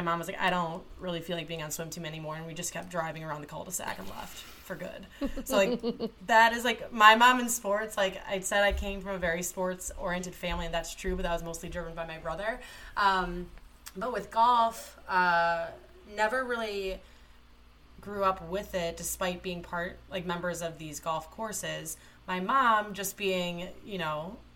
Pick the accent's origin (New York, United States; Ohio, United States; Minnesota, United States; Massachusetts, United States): Ohio, United States; Toledo; I grew up in Toledo, Ohio